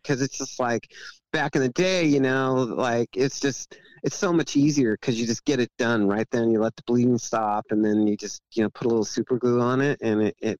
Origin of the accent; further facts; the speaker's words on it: Oregon, United States; I'm from Oregon.